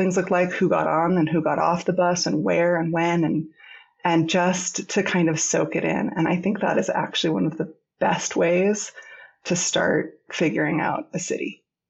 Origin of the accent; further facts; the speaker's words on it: Irvine, California, United States; moved away as an adult; also born or lived in Provo, Utah / Busan, South Korea / Ulsan, South Korea / New York City; So I grew up in Irvine, California, a suburban community.